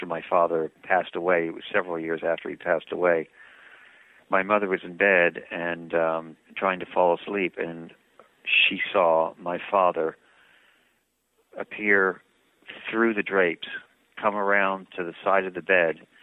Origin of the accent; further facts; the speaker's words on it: Canada; moved away as an adult; also born or lived in England; now in United States; I was born in England. I grew up in Canada, and I came to America to work in television.